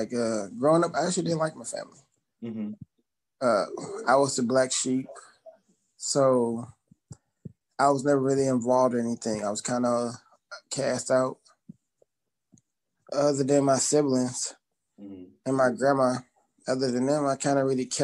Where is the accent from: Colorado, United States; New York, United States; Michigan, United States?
Michigan, United States; Detroit; growing up in Michigan, well, I guess we got to be more precise, Detroit